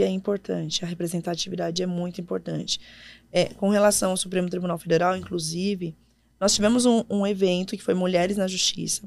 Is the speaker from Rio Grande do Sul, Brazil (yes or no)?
no; São Paulo, Brazil; moved away as an adult; also born or lived in Ceará; eu sou de São uhum. Paulo